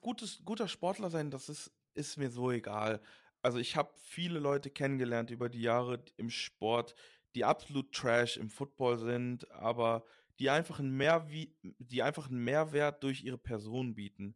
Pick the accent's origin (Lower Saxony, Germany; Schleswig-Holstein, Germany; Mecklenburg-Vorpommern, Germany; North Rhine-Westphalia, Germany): North Rhine-Westphalia, Germany; Düsseldorf; also born or lived in Leverkusen; now in Cologne, Germany; Ich bin in Düsseldorf geboren